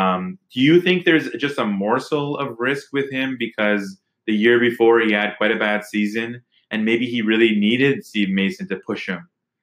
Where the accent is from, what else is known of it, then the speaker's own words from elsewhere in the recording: Winnipeg, Manitoba, Canada; So Winnipeg, you know, I grew up in Winnipeg for a few years, but I'm an Oilers fan.